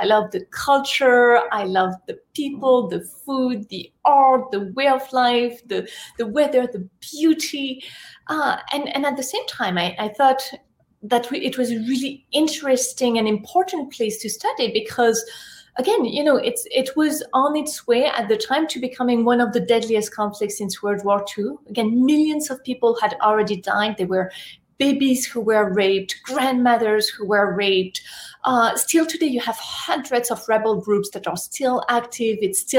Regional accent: Paris, Île-de-France, France; English is a second language; moved away as an adult; now in United States; I was born and raised in France, in Paris.

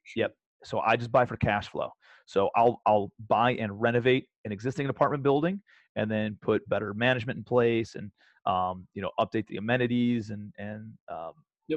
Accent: Cleveland, Ohio, United States; moved away as an adult; also born or lived in New York City; I'm a kid from Cleveland

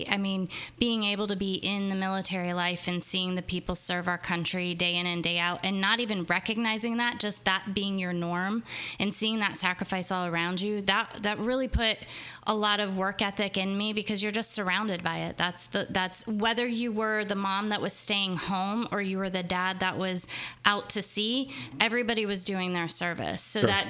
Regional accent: Florida, United States; also born or lived in Beaver; And then we grew up in Florida. We started in Jacksonville and went all the way down to the southern tip of Key West.

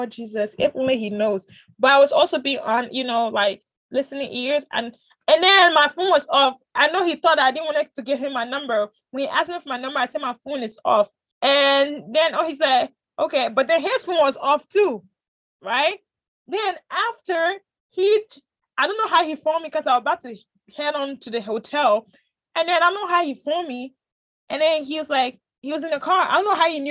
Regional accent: Liberia; being a Liberian

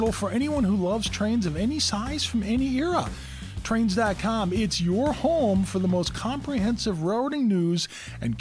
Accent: Maryland, United States; I grew up down in Maryland

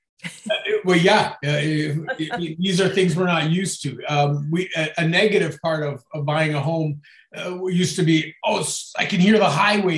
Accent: Niagara, Ontario, Canada; me being born and raised in Niagara

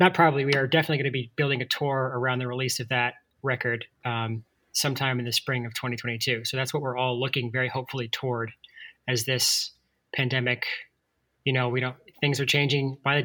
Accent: Atlanta, Georgia, United States; now in Asheville, United States; I grew up in Atlanta in the suburbs

